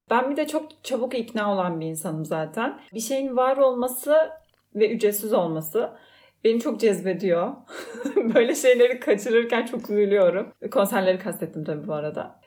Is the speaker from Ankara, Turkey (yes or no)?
no; Fethiye, Muğla, Turkey; ben de Fethiye'liyim